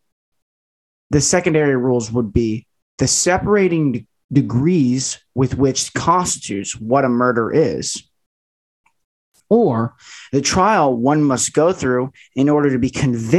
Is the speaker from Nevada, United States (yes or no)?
yes; Las Vegas, Nevada, United States; I was born in Las Vegas, Nevada